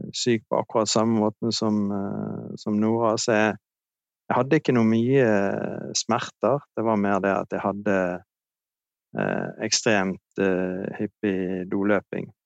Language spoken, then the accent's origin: Norwegian; Bergen, Vestland, Norway; Jeg er fra Bergen, 58 år.